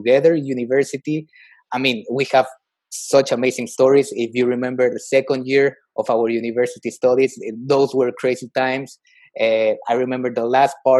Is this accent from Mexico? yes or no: yes; Mexico; moved away; I'm originally from Mexico